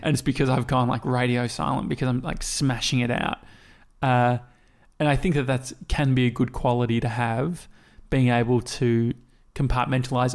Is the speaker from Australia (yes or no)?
yes; Australia; we come from Australia